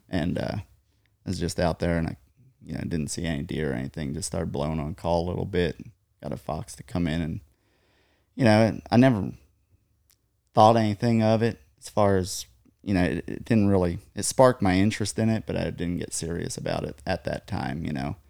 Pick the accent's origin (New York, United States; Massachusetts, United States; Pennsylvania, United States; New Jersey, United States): Pennsylvania, United States; just north of Gettysburg; moved away as an adult; now in Texas, United States; just north of Gettysburg, Pennsylvania